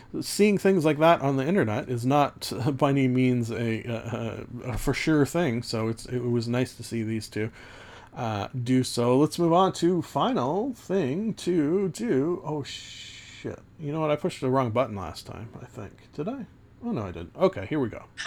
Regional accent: Canada; also born or lived in Ontario; being Canadian in a small town

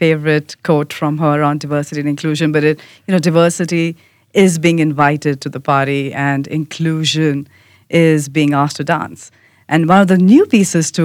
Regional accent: India; moved away; I'm an immigrant, I have an accent, I'm from India

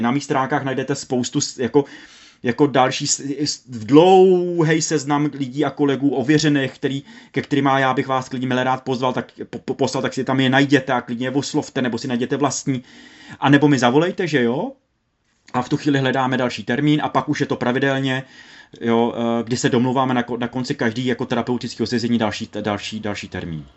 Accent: Moravia, Czechia; u nás na Moravě

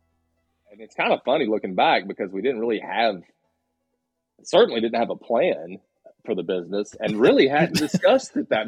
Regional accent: Sylva, North Carolina, United States; also born or lived in Atlanta, Georgia; I grew up here in West North Carolina. I went to Fairview Elementary, which is right here in Sylva, and then Smoky Mountain High School. And then when I graduated from Western Carolina University in 98 with a business degree and a major in marketing. And I moved down to Atlanta

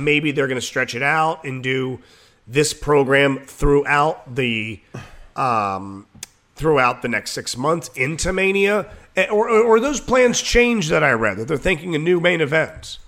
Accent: Waldorf, Maryland, United States; growing up in Waldorf

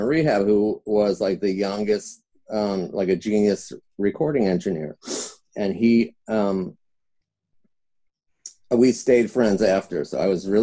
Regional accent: New York, United States; now in Los Angeles, United States; I'm from New York, but I came out to LA in 1978

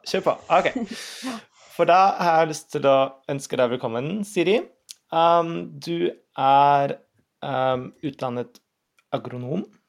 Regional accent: Berlin, Germany; now in Norway; Jeg er jo født og oppvokst i Tyskland, i Berlin.

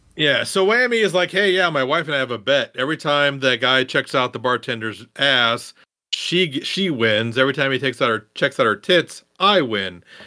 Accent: Midwest, United States; I'm also from the Midwest

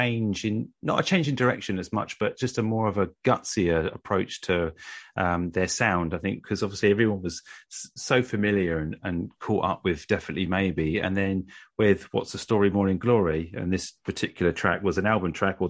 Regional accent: Southampton, South East England, United Kingdom; born or raised there

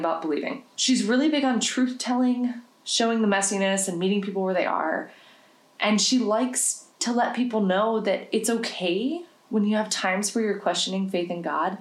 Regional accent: Virginia, United States; moved away; also born or lived in Louisiana; I'm definitely from Virginia

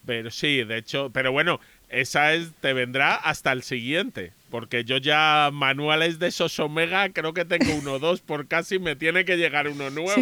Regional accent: Spain; en España creemos que hablamos mal el inglés

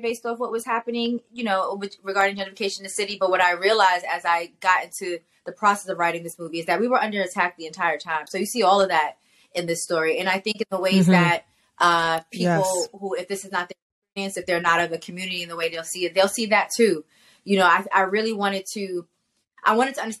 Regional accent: New York City, New York, United States; I'm from New York. Yeah. I grew up in Queens

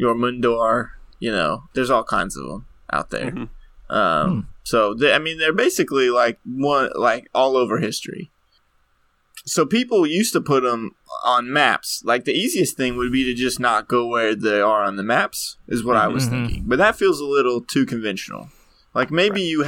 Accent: Kentucky, United States; We're from Kentucky

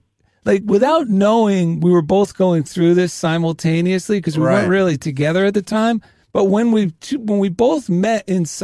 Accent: New Jersey, United States; I'm from New Jersey and Italian

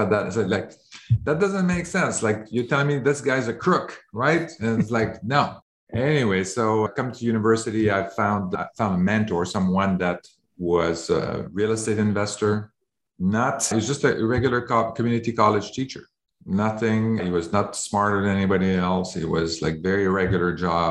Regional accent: Canada; I'm originally from Canada

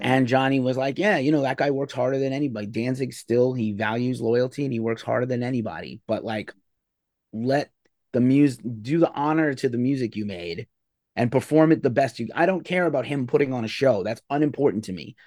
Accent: New York City, New York, United States; Madison Square Garden in my hometown

